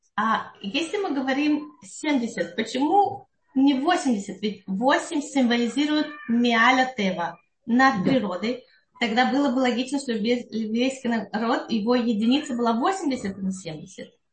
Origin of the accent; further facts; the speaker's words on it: Russia; moved away; мы выходцы из России физически или э, идеологически